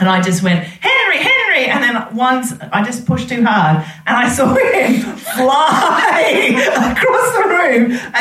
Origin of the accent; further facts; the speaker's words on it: Australia; moved away; I was a massive dork when I was growing up in Australia